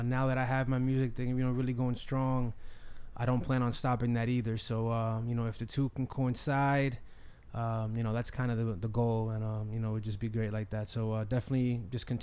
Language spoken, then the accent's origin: English; New Jersey, United States; moved away as an adult; now in New York City, United States; I'm originally from New Jersey, born and raised. I came out here after college